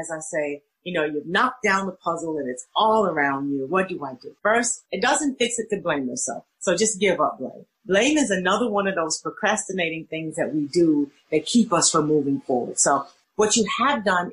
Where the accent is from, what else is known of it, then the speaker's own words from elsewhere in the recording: Little Rock, Arkansas, United States; moved away as an adult; also born or lived in Florida; now in Chicago, United States; I grew up in Little Rock, Arkansas, stayed there till after I finished college